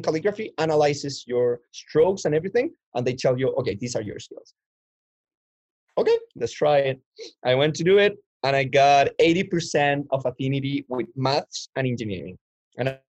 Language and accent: English; Chile; moved away as an adult; now in Canada; I come from Chile, South America.